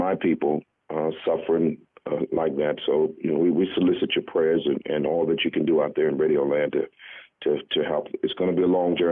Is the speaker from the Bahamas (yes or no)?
yes; Bahamas; also born or lived in Louisville, Kentucky / Nashville, Tennessee; now in South Florida, United States; I'm originally from the Bahamas